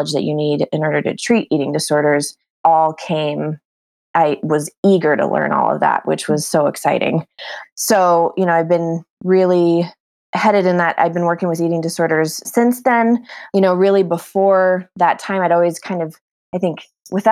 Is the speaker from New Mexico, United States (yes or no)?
yes; New Mexico, United States; moved away as an adult; now in Bozeman, United States; So I currently live in Bozeman, Montana. We're kind of putting roots down here, but I'm originally from New Mexico.